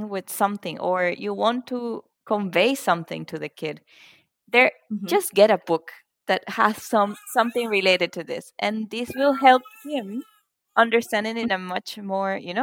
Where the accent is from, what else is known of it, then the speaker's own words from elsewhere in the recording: Venezuela; also born or lived in Singapore; now in Germany; I am from Venezuela, but I currently live in Germany.